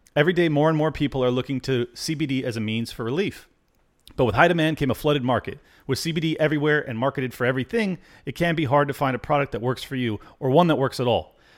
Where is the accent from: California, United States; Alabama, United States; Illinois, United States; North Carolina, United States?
California, United States; Southern; I grew up in Southern California